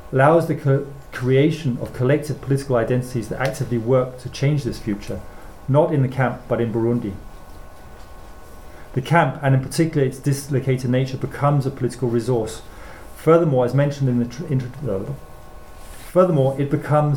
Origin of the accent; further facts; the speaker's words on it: Denmark; my school German as growing up in Denmark